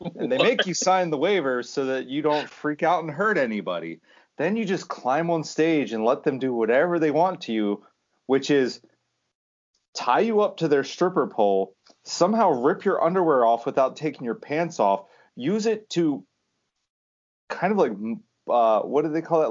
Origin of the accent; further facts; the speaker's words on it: Pennsylvania, United States; we're all from Pennsylvania